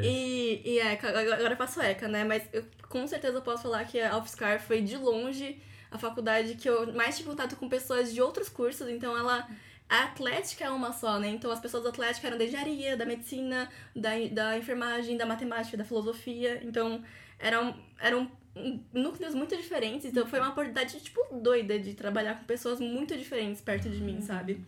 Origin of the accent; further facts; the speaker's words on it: São Paulo, Brazil; moved away as an adult; also born or lived in São Carlos; morei em São Carlos, que eu fiz faculdade fora também, sou de São Paulo.